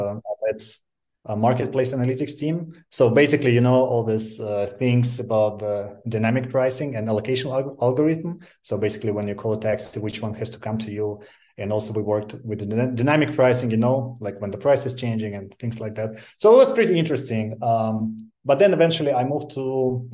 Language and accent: English; Moscow, Russia; moved away as an adult; Originally, I'm from Moscow